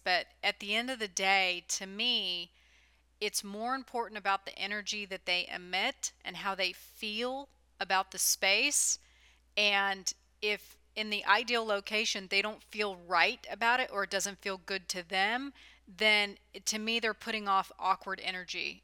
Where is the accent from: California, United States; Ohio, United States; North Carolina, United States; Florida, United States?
California, United States; also born or lived in the South (US); now in Southern US; I grew up in California